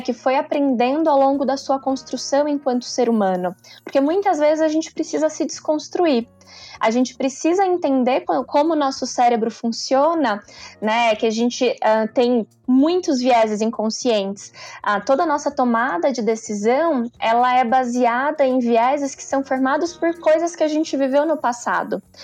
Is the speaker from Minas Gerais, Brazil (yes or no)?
yes; interior of Minas Gerais, Brazil; Eu venho do interior de Minas, de uma família bem simples